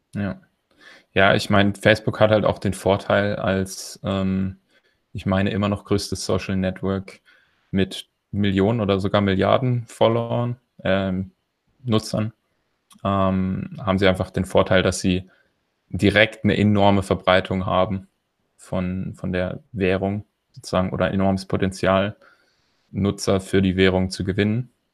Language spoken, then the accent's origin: German; Germany; als Deutscher